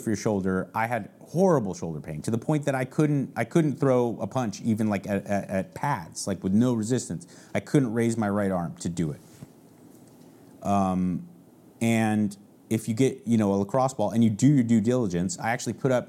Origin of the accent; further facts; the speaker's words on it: San Marino, California, United States; moved away as an adult; now in Texas, United States; I grew up actually legitimately in a town called San Marino, California.